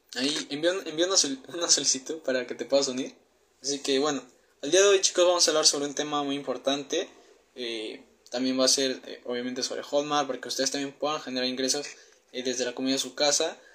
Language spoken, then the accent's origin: Spanish; Peru; tengo 19 años, soy de Perú